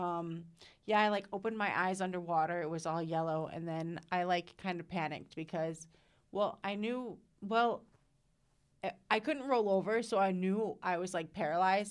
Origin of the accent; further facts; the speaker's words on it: Caledonia, Illinois, United States; I am from Caledonia. So it's, um, northeast of Rockford, like maybe four miles-ish